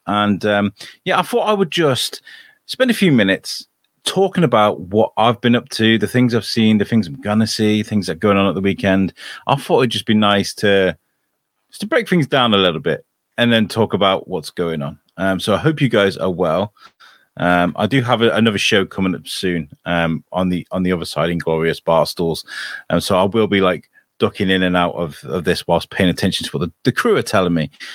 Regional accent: United Kingdom; now in Shrewsbury, United Kingdom; me being British

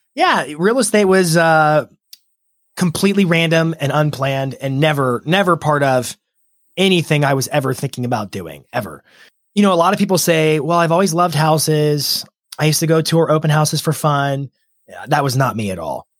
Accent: Lynchburg, Virginia, United States; moved away as an adult; now in Nashville, United States; I grew up in Lynchburg, Virginia. Um, I moved to Nashville when I was twenty-one. It's where I am now

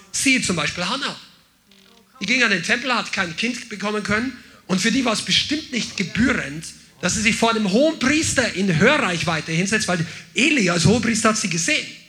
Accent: Bavaria, Germany; ich bin jetzt aus der Unterkultur der Bajuwaren auch noch aufgewachsen

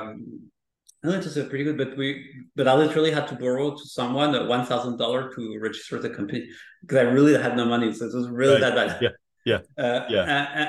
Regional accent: France; moved away; I'm coming from France

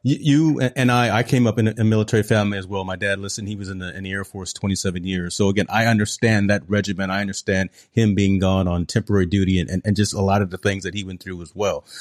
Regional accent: Hampton, Virginia, United States; I'm just from Hampton, Virginia

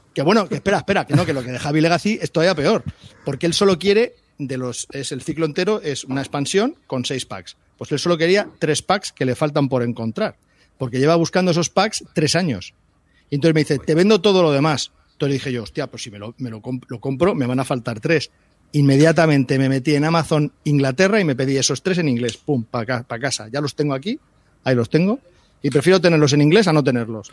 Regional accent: Daganzo, Community of Madrid, Spain; soy de Daganzo

